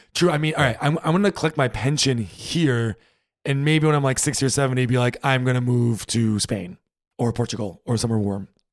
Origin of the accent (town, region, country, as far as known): United States; moved away as an adult; now in Berlin, Germany